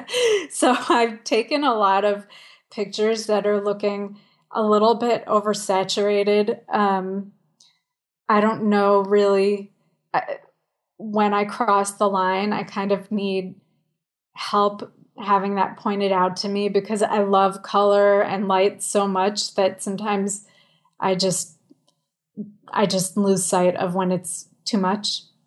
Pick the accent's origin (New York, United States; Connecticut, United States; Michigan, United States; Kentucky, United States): New York, United States; New York City; I live in the village. I grew up here on Bleecker Street